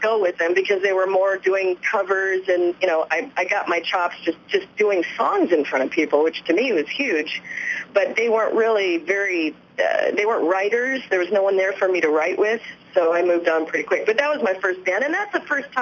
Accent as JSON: {"language": "English", "region": "Southern California", "country": "United States", "tie": "born or raised there", "said": "I grew up in Southern California"}